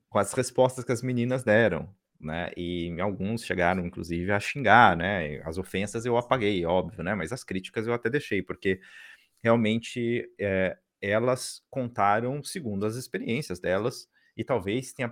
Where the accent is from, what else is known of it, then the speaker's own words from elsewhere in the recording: Brazil; quando as pessoas saem, né, sabem que a gente, né, notam que a gente é brasileiro e tal